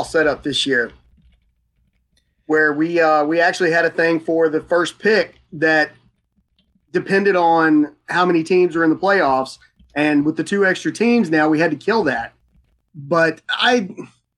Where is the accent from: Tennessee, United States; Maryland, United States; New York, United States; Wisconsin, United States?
Tennessee, United States; West; I grew up out in West Tennessee